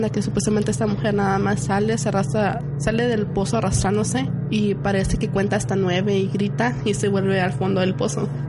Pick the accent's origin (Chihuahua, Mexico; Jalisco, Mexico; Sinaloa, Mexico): Sinaloa, Mexico; bueno, yo soy de Sinaloa y por allá una historia que se basa de la Llorona es que fue violada